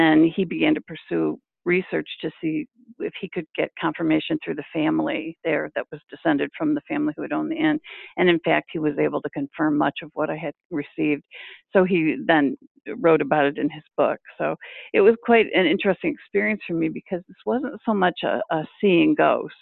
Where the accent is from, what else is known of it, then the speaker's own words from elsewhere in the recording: Michigan, United States; moved away as an adult; also born or lived in Lansing, Michigan; now in Massachusetts, United States; by the time I was 12 and growing up in Michigan